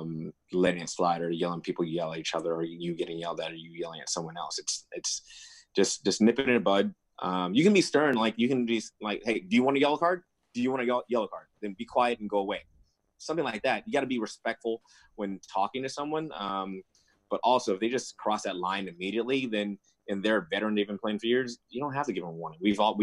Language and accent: English; West Coast, United States; Obviously I'm from West Coast. I probably have West Coast bias as of right now.